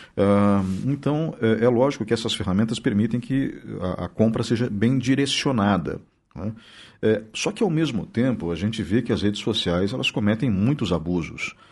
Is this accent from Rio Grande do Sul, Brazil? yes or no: no; Blumenau, Santa Catarina, Brazil; now in Ponta Grossa, Brazil; Eu, quando era adolescente em Blumenau